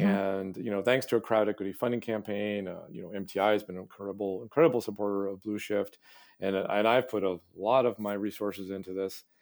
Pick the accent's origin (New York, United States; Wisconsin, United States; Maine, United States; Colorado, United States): Maine, United States; Hancock County, rural; moved away as an adult; also born or lived in Midwest / Massachusetts; I, I grew up in rural Maine, sort of Hancock County